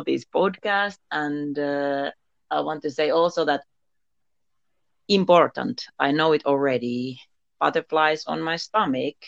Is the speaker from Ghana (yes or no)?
no; Finland; I am from Finland. I am living here in Finland and now in Lapland, Muonio